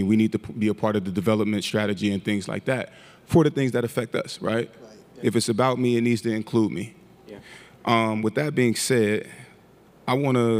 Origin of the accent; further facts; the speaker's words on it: United States; now in Kenya; myself as an American national